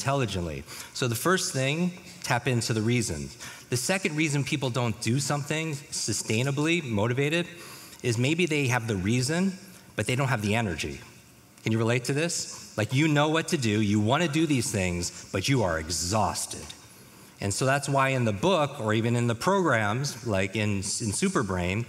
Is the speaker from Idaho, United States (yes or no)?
no; New York, United States; moved away; I grew up in the Northeast, in New York.